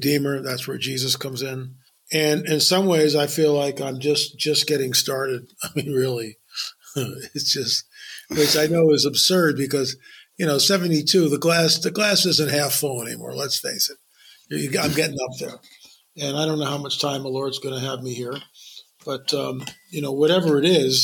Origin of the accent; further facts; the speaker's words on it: Lancaster County, Pennsylvania, United States; moved away as an adult; I grew up in Lancaster County till I was 18